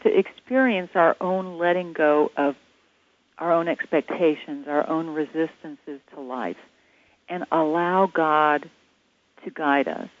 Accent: Atlanta, Georgia, United States; I'm from Atlanta

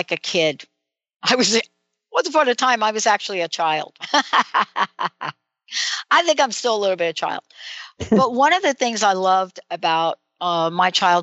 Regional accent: East Coast, United States; moved away; growing up on the East Coast

